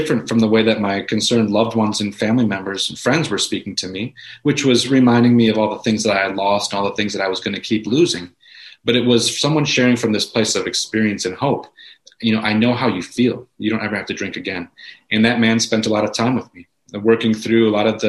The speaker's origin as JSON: {"language": "English", "region": "Wisconsin", "country": "United States", "tie": "born or raised there", "also_born_or_lived": "New York City", "said": "came back to my hometown, Wisconsin"}